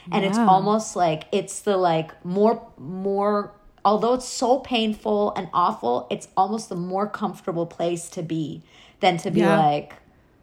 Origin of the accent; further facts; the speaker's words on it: New York, United States; I grew up in New York